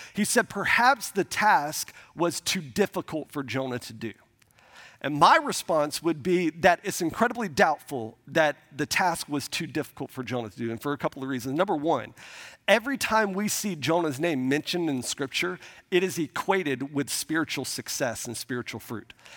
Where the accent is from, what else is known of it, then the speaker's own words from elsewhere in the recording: Milton, Florida, United States; we grew up in the Panhandle of Florida, uh, outside of Pensacola, um, a, a small town called Milton, Florida